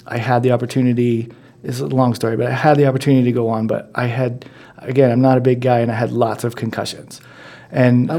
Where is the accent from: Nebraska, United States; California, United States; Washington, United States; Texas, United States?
Nebraska, United States; growing up in Nebraska